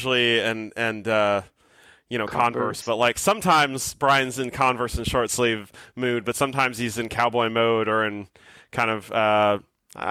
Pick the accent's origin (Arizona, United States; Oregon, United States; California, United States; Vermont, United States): Vermont, United States; now in Portland, Texas, United States; I grew up in Vermont